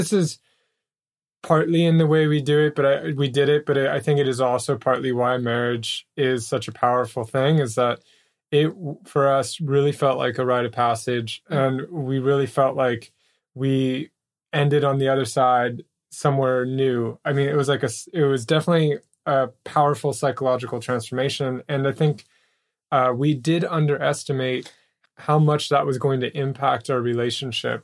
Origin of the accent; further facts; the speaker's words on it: United States; I'm American